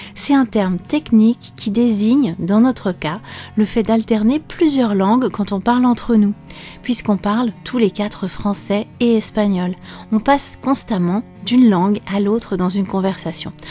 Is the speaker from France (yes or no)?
yes; France